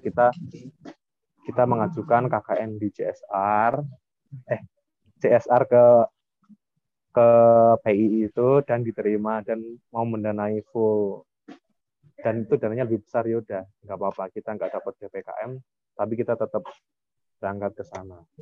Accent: Java, Indonesia; kita dari Jawa

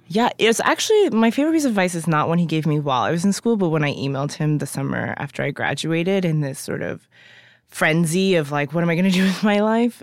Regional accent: United States; also born or lived in Ghana; I was born in Ghana, but my, but I was raised here

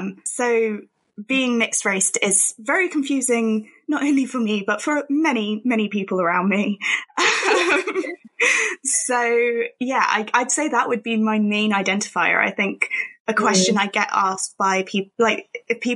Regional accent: Milton Keynes, South East England, United Kingdom; I've been brought up in England. I've lived in England my whole life. I was born in Milton Keynes.

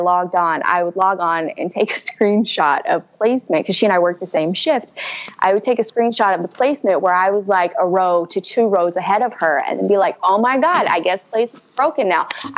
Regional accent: Houston, Texas, United States; I grew up in Houston.

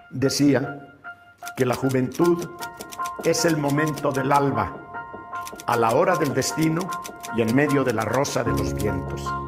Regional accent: Mexico; mexicano por nacimiento

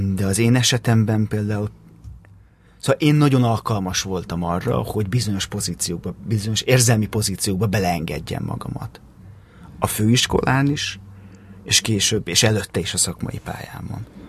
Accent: Pilisborosjenő, Pest, Hungary; Pilisborosenő nőttem fel

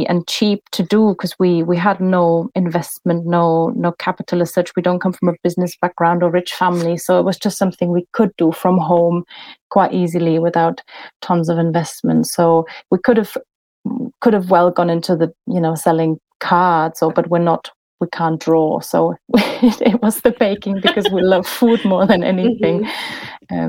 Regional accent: Germany; accent: German; moved away

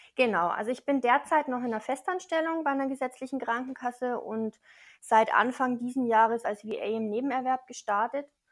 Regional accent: Neumarkt in der Oberpfalz, Bavaria, Germany; ich komme aus Neumarkt, das liegt ziemlich mittig zwischen Nürnberg und Regensburg in der mhm. Oberpfalz

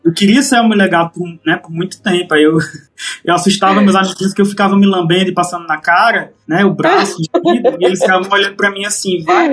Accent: Limoeiro do Norte, Ceará, Brazil; lá na minha cidade, lá em Limoeiro, é, Limoeiro do Norte, não o Pernambuco

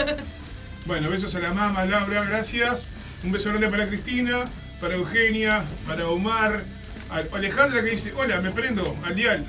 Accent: Artigas, Uruguay; moved away; allá por mi pueblo, allá en Artigas

